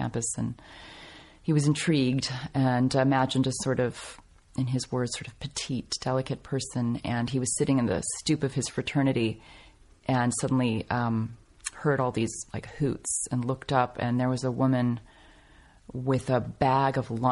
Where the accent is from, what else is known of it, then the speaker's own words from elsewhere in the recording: Los Angeles, California, United States; I loved growing up here